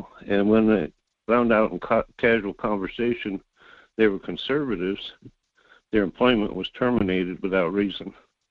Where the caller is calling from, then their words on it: North Pole, Alaska, United States; Yeah, this is … from North Pole.